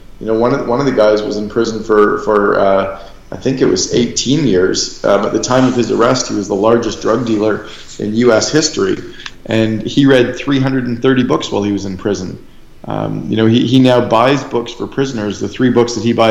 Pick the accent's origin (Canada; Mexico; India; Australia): Canada; now in Scottsdale, United States; I'm a Canadian